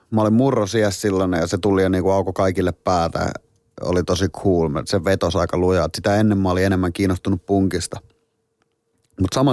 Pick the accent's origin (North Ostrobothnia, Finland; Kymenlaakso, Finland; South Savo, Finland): Kymenlaakso, Finland; Voikkaa; moved away as an adult; now in Lahti, Finland; Ei, mä oon koska Voikkaalta kotoisin. Mä oon vasta täysikäisenä Lahteen muuttanut.